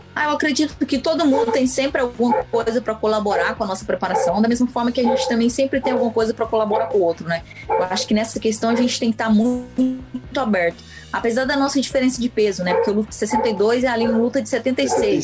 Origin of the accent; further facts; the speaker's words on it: interior of Goiás, Brazil; eu sou de uma cidade do interior de Goiás, uma cidade de menos de 10 mil habitantes